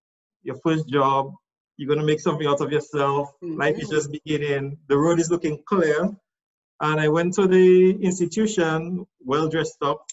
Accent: Roseau, Saint George, Dominica; also born or lived in Castle Comfort, Dominica; I am from Rozo

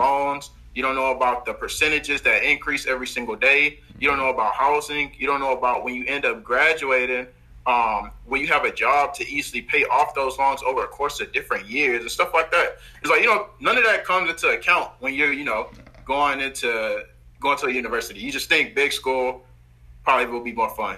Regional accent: Houston, Texas, United States; I'm from Houston, Texas

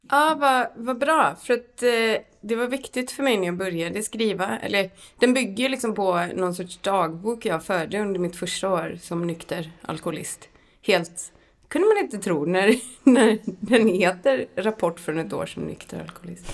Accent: Borås, Västra Götaland, Sweden; jag växte upp i Brämhult utanför Brås

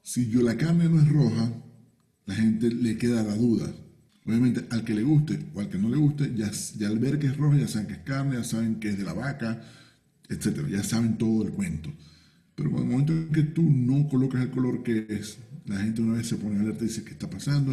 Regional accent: Venezuela; now in Peru; yo lo veo como venezolano

